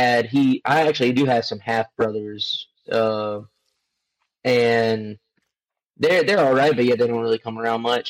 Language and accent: English; Pelzer, South Carolina, United States; I'm born and raised in Pelzer